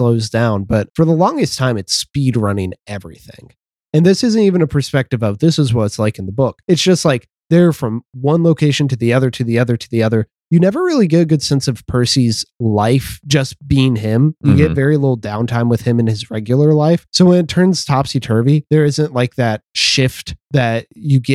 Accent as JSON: {"language": "English", "town": "Nashville", "region": "Tennessee", "country": "United States", "tie": "born or raised there", "said": "we're from Nashville"}